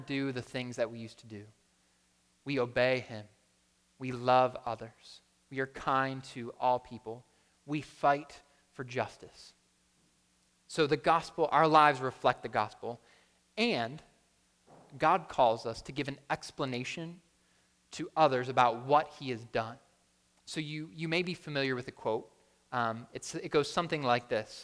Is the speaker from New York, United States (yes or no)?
yes; Buffalo, New York, United States; moved away; I'm from Buffalo